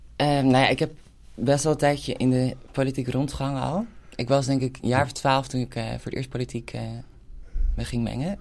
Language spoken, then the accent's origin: Dutch; Hilversum, North Holland, Netherlands; ik kom uit een wijk die is in de jaren 60 gebouwd, uh, in Kerkenlanden